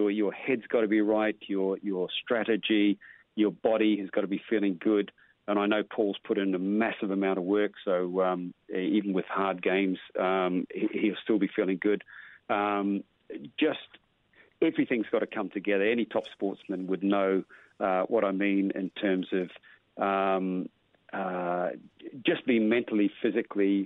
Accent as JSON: {"language": "English", "town": "Whitianga", "region": "Waikato", "country": "New Zealand", "tie": "born or raised there", "said": "I learnt my squash where I was born in Whitianga. My dad owned squash courts, so all I did was live down the squash courts"}